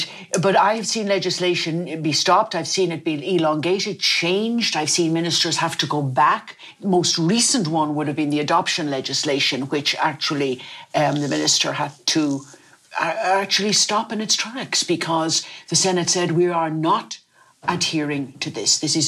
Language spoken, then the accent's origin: English; Dublin, Leinster, Ireland; also born or lived in Foxford, Mayo; I was born in Foxford in Mayo because my father worked for the Foxford Woolen Mills, which is very famous. We all had a Foxford rug, Foxford blanket. And all my family had been in that area. And I was born there. And we came to Dublin